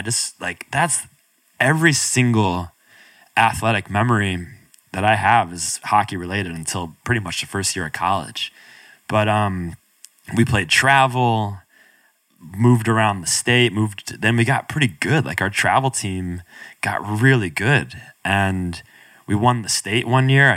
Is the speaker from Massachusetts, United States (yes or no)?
no; Binghamton, New York, United States; I grew up upstate New York, outside of Binghamton